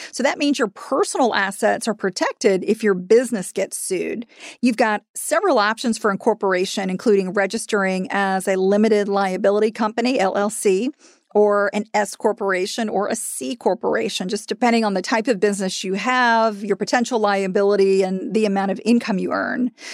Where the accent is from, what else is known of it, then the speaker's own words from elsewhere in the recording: Florida, United States; in Florida, which is my home state